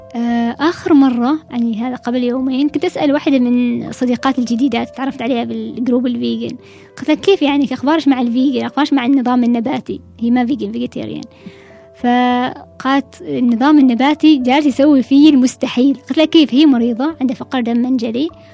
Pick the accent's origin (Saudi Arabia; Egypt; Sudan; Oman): Oman; نحن طبعا العمانيين